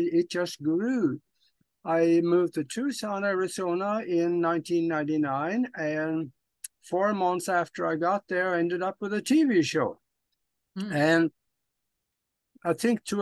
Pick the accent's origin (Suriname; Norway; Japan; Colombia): Norway; moved away as an adult; now in United States; I was born and raised in Europe on a farm back in Norway. And I didn't want to be a farmer. So at the age of 25, I left Norway, came to the United States